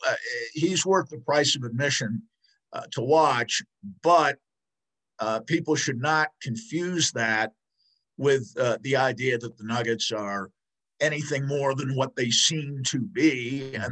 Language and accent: English; New York, United States; now in Denver, United States; I grew up in New York rooting for the Mets